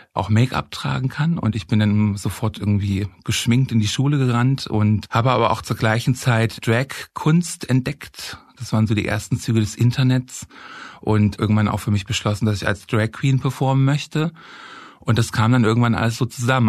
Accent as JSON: {"language": "German", "town": "Halle", "region": "Saxony-Anhalt", "country": "Germany", "tie": "born or raised there", "moved": "as an adult", "lives_now": "Berlin, Germany", "said": "ich bin in Halle geboren und aufgewachsen"}